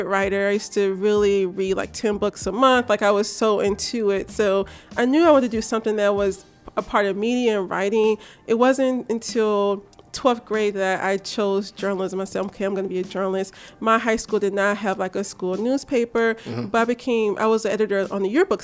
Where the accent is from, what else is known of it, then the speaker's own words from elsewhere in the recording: Memphis, Tennessee, United States; I'm from Memphis, Tennessee, originally. I'm born and raised.